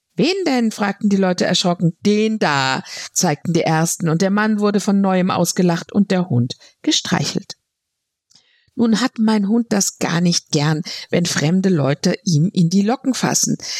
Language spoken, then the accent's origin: German; Frankfurt, Hesse, Germany; Als Frankfurterin